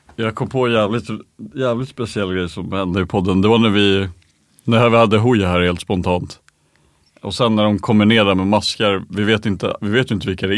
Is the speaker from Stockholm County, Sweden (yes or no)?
yes; Stockholm, Stockholm County, Sweden; folk blev sura på oss som stockholmare